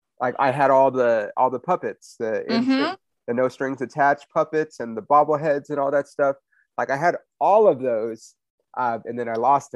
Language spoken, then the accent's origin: English; Inland Empire, California, United States; also born or lived in Hollywood, Los Angeles; we moved like about 45 minutes east of LA, like the Inland Empire